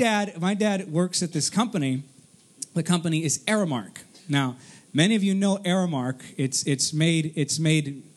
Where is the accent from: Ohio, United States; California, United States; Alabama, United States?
California, United States; Artesia; also born or lived in Downey, California / Cerritos, California; I was born in Artesia and then I moved to Downey